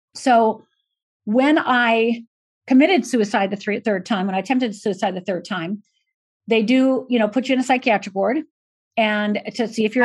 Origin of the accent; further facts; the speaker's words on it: Michigan, United States; moved away; also born or lived in Minnesota / Los Angeles; I was born in Minnesota, grew up physically in Michigan, and emotionally uh, became an adult uh, in Los Angeles.